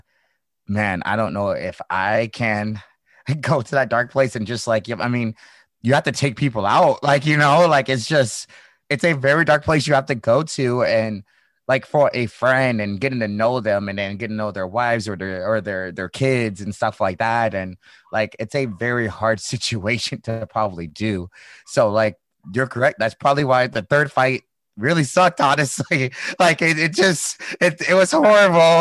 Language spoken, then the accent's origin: English; St. Louis, Missouri, United States; now in California, United States; I'm from the Midwest. I'm from St. Louis